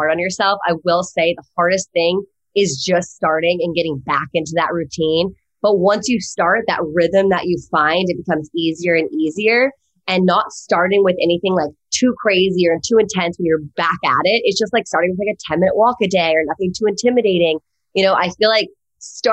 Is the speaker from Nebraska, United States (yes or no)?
no; Virginia, United States; moved away as an adult; now in Los Angeles, United States; I'm from the East Coast, but went to USC on a lacrosse scholarship